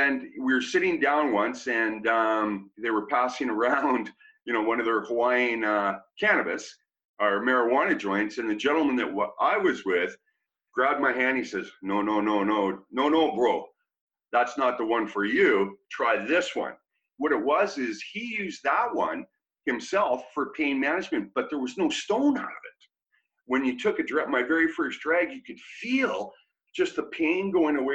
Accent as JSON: {"language": "English", "town": "Kelowna", "region": "British Columbia", "country": "Canada", "tie": "born or raised there", "lives_now": "Vancouver, Canada", "said": "I grew up in Kelowna, British Columbia"}